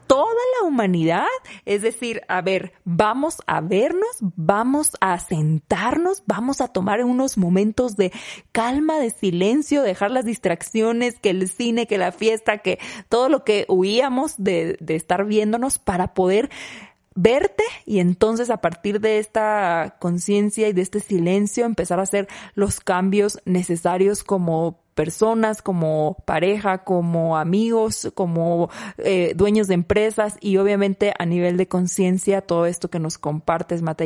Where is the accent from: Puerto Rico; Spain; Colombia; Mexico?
Mexico; en México decimos